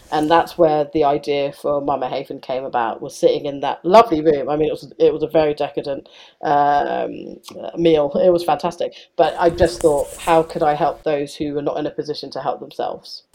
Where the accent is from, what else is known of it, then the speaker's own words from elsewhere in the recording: United Kingdom; I, I'm very British